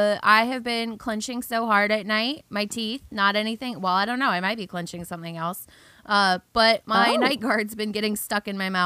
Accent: Pacific Northwest, United States; also born or lived in Southern United States; I noticed, so as we know, I lived in the South for a long time. And being from the Pacific Northwe

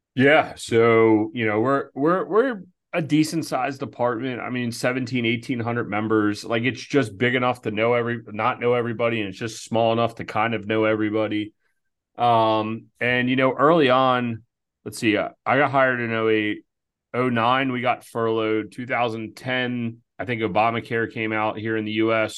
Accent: outside of Philadelphia, Pennsylvania, United States; moved away as an adult; also born or lived in Baltimore; we grew up volunteering outside of Philadelphia

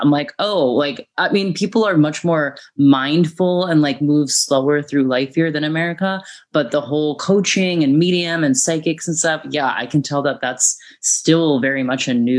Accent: Florida, United States; where I'm from in Florida, there's a place called Casadega, and it's where all the psychic mediums live.

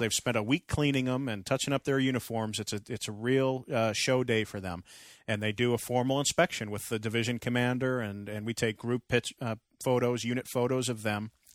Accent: Andover, Massachusetts, United States; moved away; Andover, North Andover, Lawrence, Methuen, my hometown area

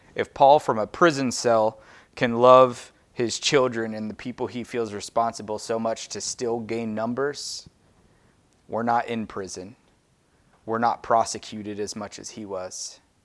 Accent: United States; I'm American

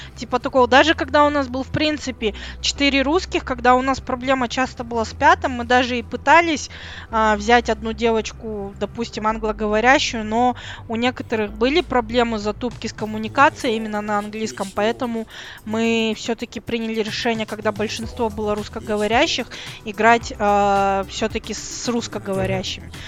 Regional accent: Kazakhstan; я из Казахстана

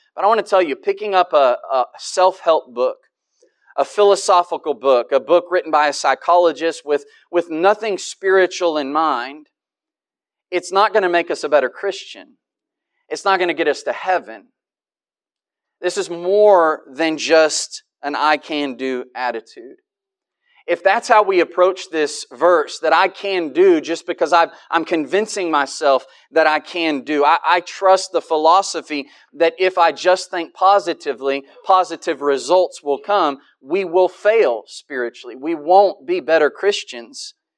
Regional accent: United States; I'm an American

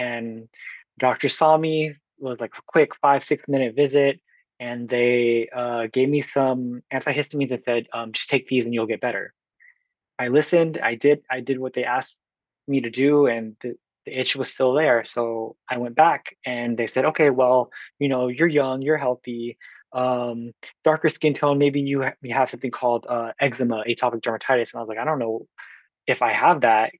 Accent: Oakland, California, United States; from Oakland, California

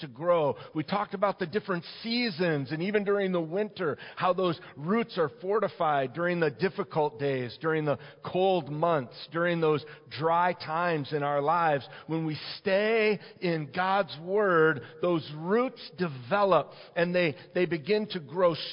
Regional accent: Detroit, Michigan, United States; I grew up in the Detroit area and Metro Detroit area

